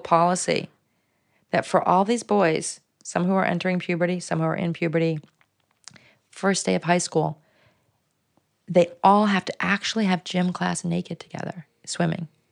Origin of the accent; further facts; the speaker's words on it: Chicago, Illinois, United States; I was born in, um, a neighborhood called Lake Meadows, um, which was also right there by Mercy Hospital, by Michael Reese Hospital. My dad worked there. Um, and so, yeah, we lived in these apartment buildings in that neighborhood